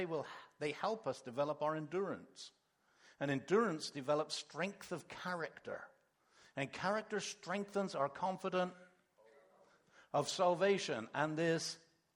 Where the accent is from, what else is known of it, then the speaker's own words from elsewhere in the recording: England, United Kingdom; moved away; also born or lived in Canada; when we grew up in England, we weren't Christians